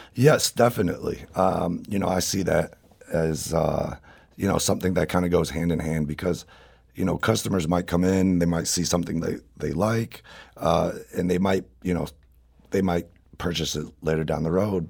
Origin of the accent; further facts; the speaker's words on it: St. Louis, Missouri, United States; being born and raised in Saint Louis